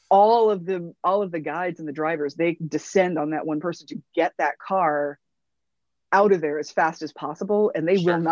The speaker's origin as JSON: {"language": "English", "region": "Midwest", "country": "United States", "said": "I'm sorry if I made you uncomfortable, but I'm from the Midwest. And when I'm in a bar, I don't know any strangers."}